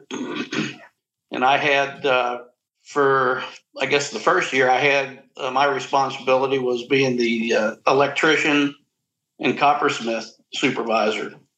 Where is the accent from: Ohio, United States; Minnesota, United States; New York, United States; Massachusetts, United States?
Ohio, United States; Cincinnati; I was growing up in Cincinnati.